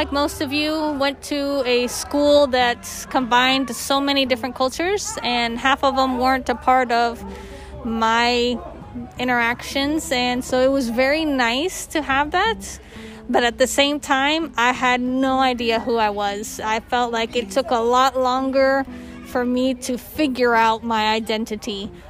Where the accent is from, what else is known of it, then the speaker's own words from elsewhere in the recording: Mexico; also born or lived in Costa Rica / Ecuador / United States; now in Brazil; I grew up in Latin America. I grew up in Mexico and Costa Rica and Ecuador. Went to the U.S. only for college.